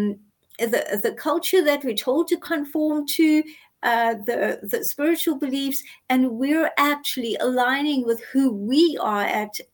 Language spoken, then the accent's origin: English; South Africa; I grew up in apartheid South Africa. I grew up non-white. I'm Indian South African